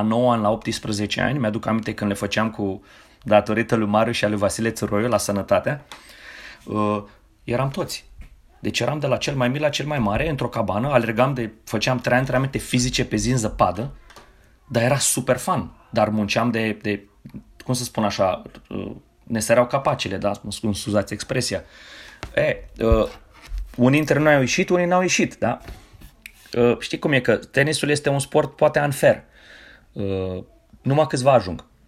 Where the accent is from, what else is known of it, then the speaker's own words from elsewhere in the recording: Romania; moved away as an adult; now in United States; Sunt român și trăiesc în America.